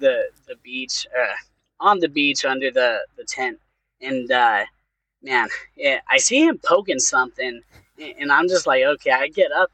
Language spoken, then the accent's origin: English; California, United States; now in Texas, United States; I'm actually from California